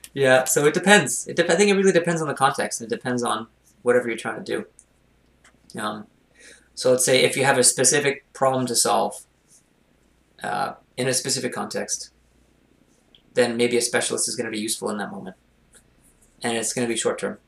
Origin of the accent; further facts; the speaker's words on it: Montreal, Quebec, Canada; I grew up in the West Island of Montreal